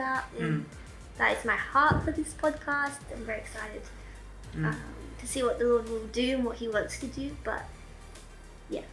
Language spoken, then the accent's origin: English; Australia; also born or lived in Victoria / South Australia / Oxford, England; I grew up in Australia, kind of between Victoria and South Australia